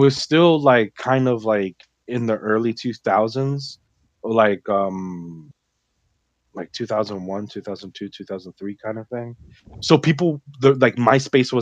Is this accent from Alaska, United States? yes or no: no; Miami, Florida, United States; we were raised in Miami